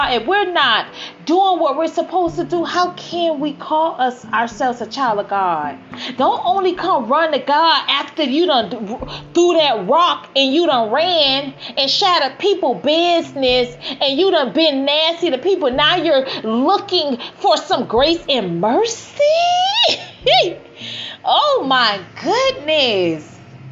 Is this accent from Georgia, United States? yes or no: no; Miami, Florida, United States; I grew up in Miami.